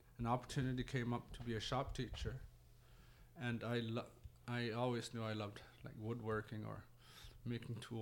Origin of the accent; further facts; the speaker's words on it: Pangnirtung, Nunavut, Canada; also born or lived in Iqaluit, Nunavut / Ontario; I was born down there, but I grew up here in Pang. Been here all my life except for 4 years.